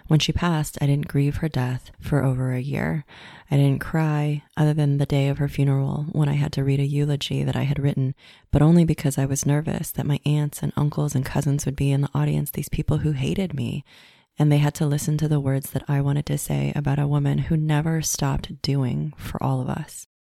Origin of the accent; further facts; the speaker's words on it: Los Angeles, California, United States; similar to the town that I grew up in West LA, where it was mostly Caucasian people.